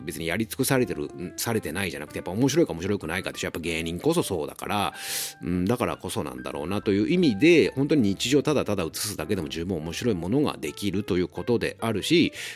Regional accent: Ageo, Saitama, Japan; 俺も埼玉県民だし、僕は上尾っていうところの出身なんだけど

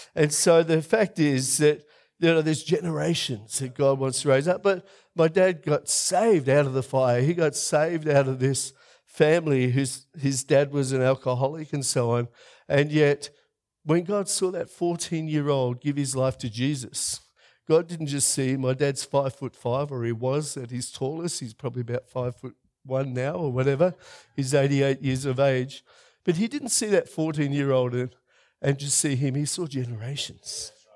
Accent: Melbourne, Victoria, Australia; moved away as an adult; now in South Australia, Australia; I'm a tradie from Melbourne.

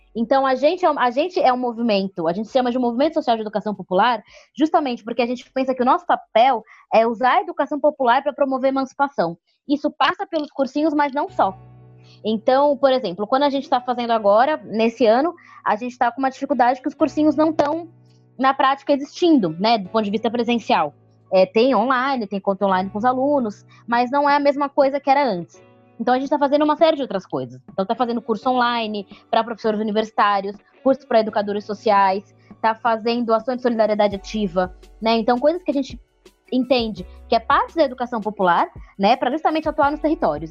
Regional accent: Santos, São Paulo, Brazil; moved away as an adult; now in São Paulo, Brazil; Eu sou de Santos, sou natural de lá. Vim para São Paulo

